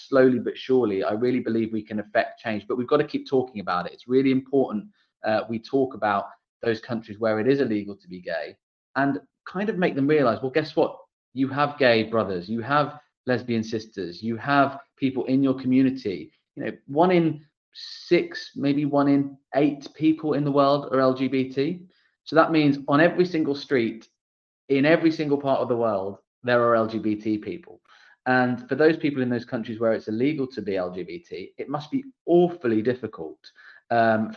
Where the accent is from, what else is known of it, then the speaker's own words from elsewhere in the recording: United Kingdom; as a Brit myself